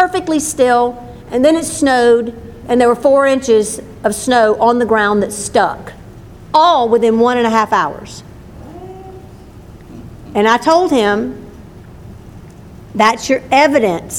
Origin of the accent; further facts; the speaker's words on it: Livingston, Louisiana, United States; And in the town I grew up in, and I moved there when I was two